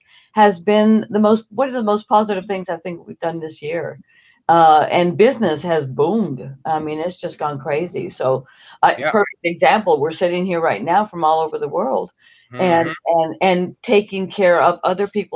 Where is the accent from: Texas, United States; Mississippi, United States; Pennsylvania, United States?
Texas, United States; Houston; I'm from Houston, Texas